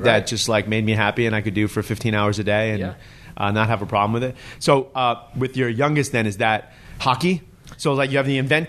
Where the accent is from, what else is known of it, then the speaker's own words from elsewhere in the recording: Long Island, New York, United States; moved away; So I grew up on Long Island.